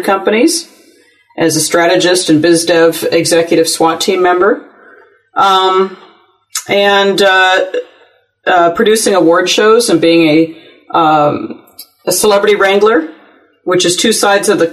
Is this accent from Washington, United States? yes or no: no; Cupertino, California, United States; I grew up in Cupertino